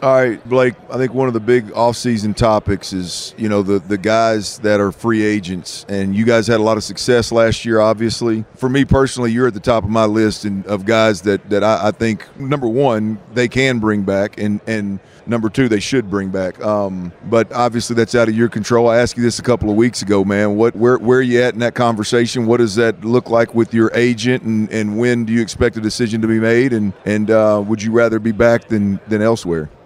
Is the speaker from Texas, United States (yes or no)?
yes; Houston, Texas, United States; I'm from the Houston area